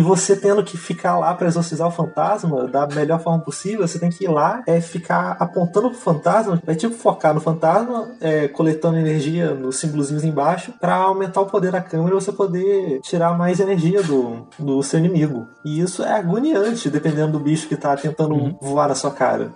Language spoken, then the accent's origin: Portuguese; Brazil; eu sou brasileiro